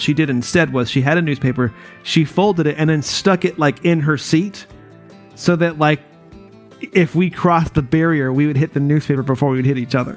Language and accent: English; North Carolina, United States; moved away; I'm from North Carolina, like you know originally